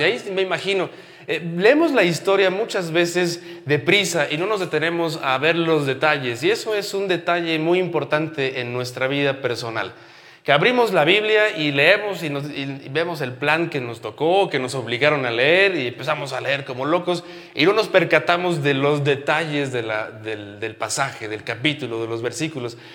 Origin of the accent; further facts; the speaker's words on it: Mexico; como buenos eh, mexicanos crecimos en una cultura completamente religiosa